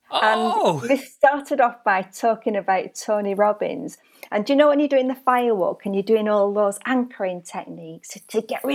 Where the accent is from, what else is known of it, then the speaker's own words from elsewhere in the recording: Burnley, North West England, United Kingdom; also born or lived in Australia; So I was born in Burnley, and I think my lust for travel came because when I was 2 years old, my mum and dad emigrated to Australia, and we lived in Australia for 4 years, returning to Burnley when I was 6 years old.